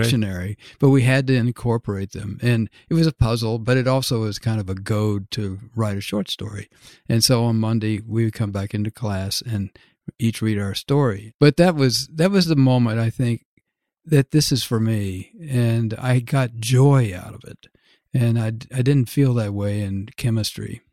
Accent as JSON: {"language": "English", "town": "Dallas", "region": "Texas", "country": "United States", "tie": "born or raised there", "moved": "as an adult", "said": "to be from Dallas"}